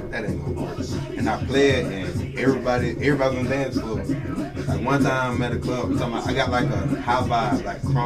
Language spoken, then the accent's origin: English; Perry, United States; I'm from Perry